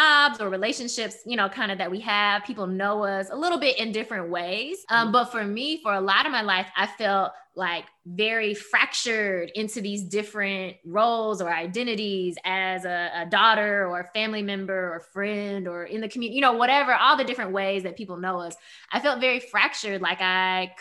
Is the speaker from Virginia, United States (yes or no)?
no; Memphis, Tennessee, United States; moved away as an adult; also born or lived in Maryland; growing up in Memphis, a very Black and white city